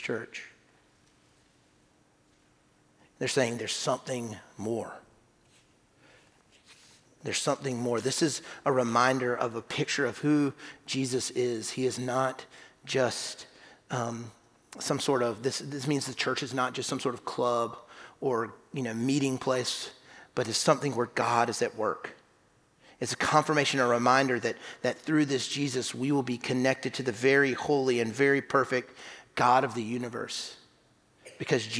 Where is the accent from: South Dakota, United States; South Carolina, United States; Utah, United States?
South Carolina, United States; I grew up in South Carolina